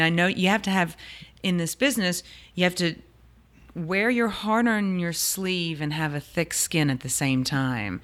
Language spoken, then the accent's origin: English; New Orleans, Louisiana, United States; clearly from New Orleans, born and raised